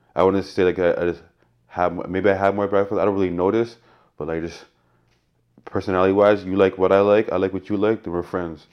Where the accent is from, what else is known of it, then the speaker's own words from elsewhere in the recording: Canada; growing up in Canada